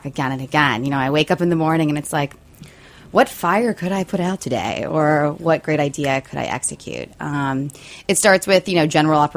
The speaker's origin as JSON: {"language": "English", "area": "outside of Harrisburg", "region": "Pennsylvania", "country": "United States", "moved": "as an adult", "lives_now": "New York, United States", "said": "I'm from Pennsylvania, first of all, outside of Harrisburg"}